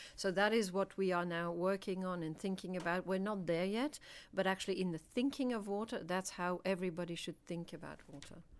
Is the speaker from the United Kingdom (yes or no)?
no; Belgium; I'm from Belgium